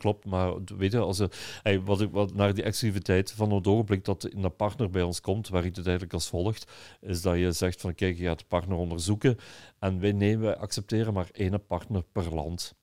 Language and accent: Dutch; Belgium; als Belgen